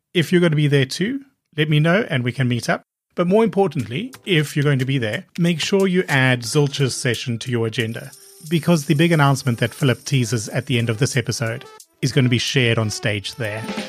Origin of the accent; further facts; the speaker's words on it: South Africa; both being South African